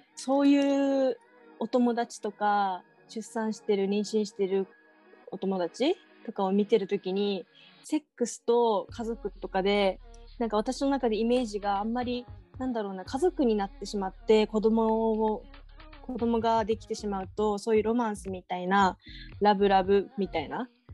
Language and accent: Japanese; Okinawa, Japan; 地元が沖縄でもう、うん、なんだろうな田舎だから